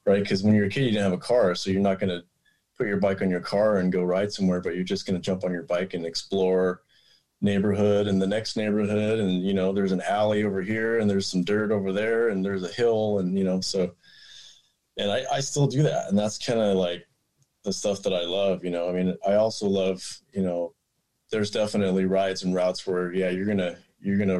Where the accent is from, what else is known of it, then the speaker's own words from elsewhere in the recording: outside of Denver, Colorado, United States; moved away as an adult; now in Portland, United States; I grew up in outside of Denver in Colorado